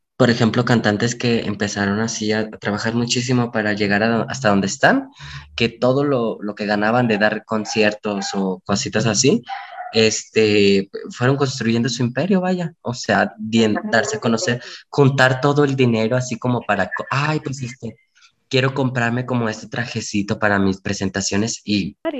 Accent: Mexico; como buen mexicanos que somos

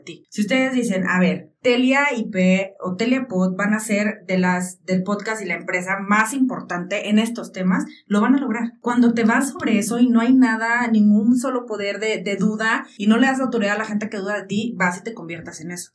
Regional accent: Jalisco, Mexico; moved away as an adult; now in Aguascalientes, Mexico; yo cuando estaba a punto de salir de Jalisco, e irme a estudiar a Aguascalientes

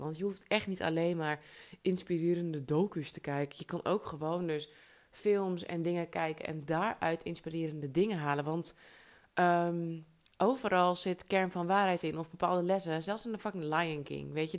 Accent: Alkmaar, North Holland, Netherlands; moved away; also born or lived in New York; uit Alkmaar

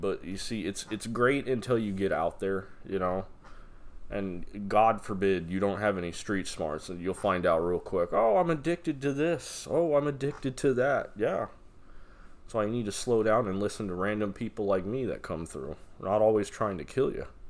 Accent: Las Vegas, Nevada, United States; moved away; I'm from Nevada. I'm from Vegas

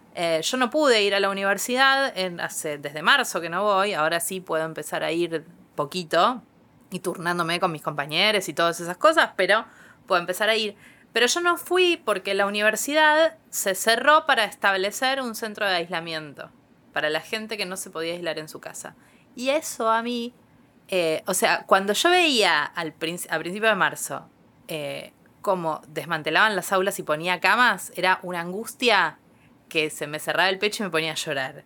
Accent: Quilmes, Buenos Aires Province, Argentina; yo soy de Quilmes. Eh, y la universidad quedaba a 10 cuadras de mi casa

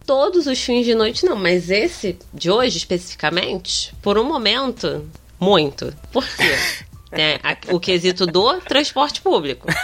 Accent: Rio de Janeiro, Brazil; accent: carioca

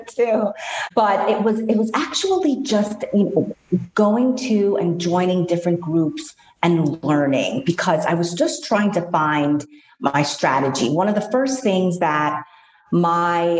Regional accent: New York, United States; growing up in New York, always being surrounded by buildings.

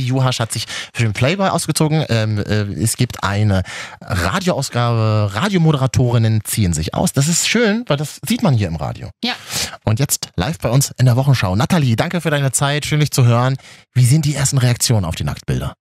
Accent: Berlin, Germany; von uns Berlinern

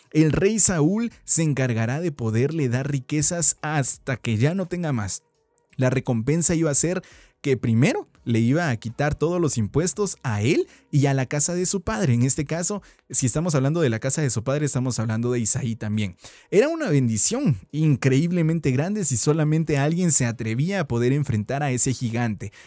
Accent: Guatemala; como buenos chapines, como buenos guatemaltecos

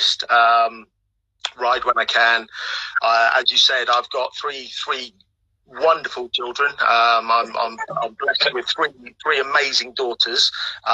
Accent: Norfolk, East of England, United Kingdom; also born or lived in Kumasi, Ghana; I was actually born in Ghana, and came to the UK when I was about three. Subsequently, I grew up in foster care from coming into the UK, so I've pretty much lived in Norfolk all my life

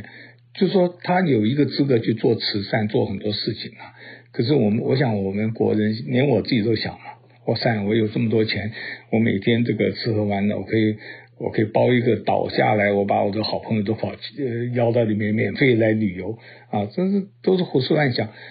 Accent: China; 我们中国人呢就觉得戴口罩一定怎么样

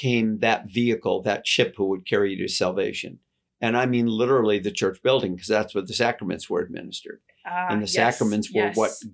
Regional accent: United States; I'm American

